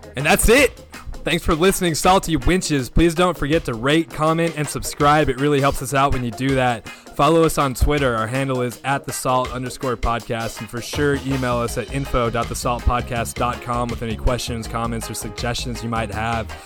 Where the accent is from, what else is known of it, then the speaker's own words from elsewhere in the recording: Hobbs, New Mexico, United States; my hometown of Hobbs, New Mexico